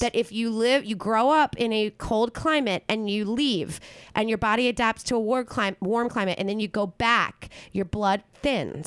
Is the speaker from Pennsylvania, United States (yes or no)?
yes; Philadelphia, Pennsylvania, United States; moved away; I grew up in Philly